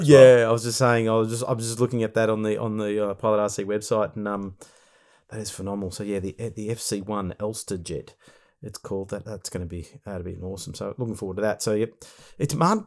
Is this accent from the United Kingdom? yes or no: no; Australia